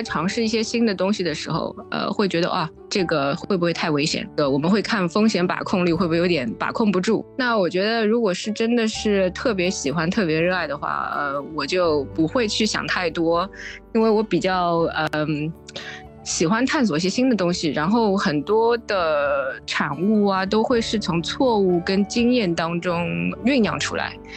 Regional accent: Shanghai, China; moved away; also born or lived in Lisbon / United Kingdom; 我是来自上海的那个，一个工程师吧

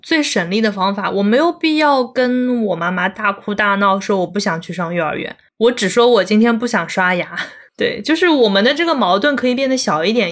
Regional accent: Zhejiang, China; also born or lived in Chengdu; 当时是在成都，我是浙江人嘛，然后在成都是大概住了一年好像，就听不懂他们的方言，然后听不懂川普

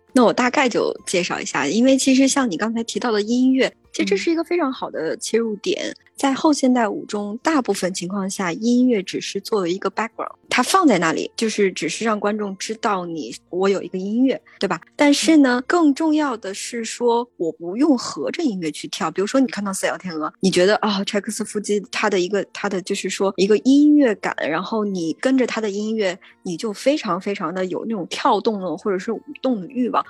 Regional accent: China; moved away as an adult; now in New York, United States; 我从中国来，我原来是学中国舞，就是传统的中国舞的这种，这种舞蹈演员

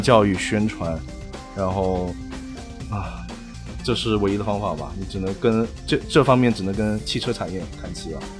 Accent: China; moved away as an adult; now in United States; 我们中国人，特别是留学生在这边啊

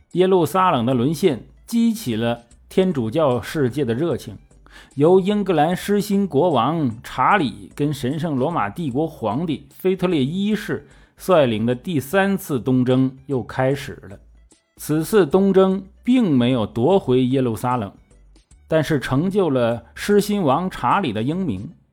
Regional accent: China; 这种行为在我们中国人，当然是理解不了了

